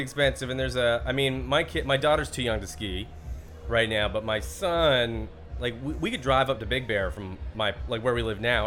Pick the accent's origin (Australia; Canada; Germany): Canada; Alberta; I grew up in Alberta